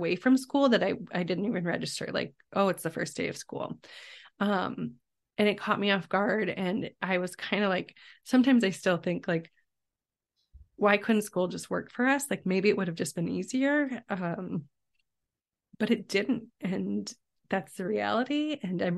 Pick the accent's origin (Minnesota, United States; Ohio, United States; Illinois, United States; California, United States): Illinois, United States; Chicago; I grew up in the Chicago area